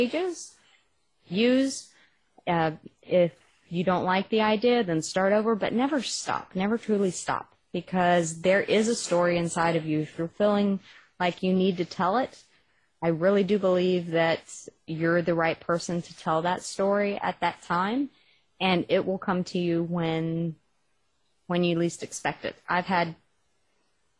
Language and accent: English; Texas, United States; accent: Texas; my Texas accent